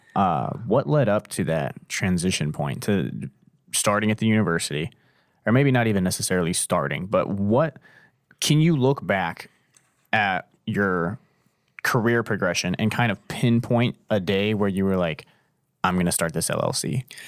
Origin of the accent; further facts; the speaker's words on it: Canton, Ohio, United States; I grew up down in Canton, the South